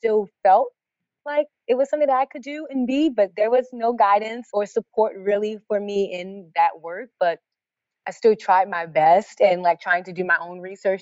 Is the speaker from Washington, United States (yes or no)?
no; Baltimore, Maryland, United States; I grew up in Baltimore. This is where I live now.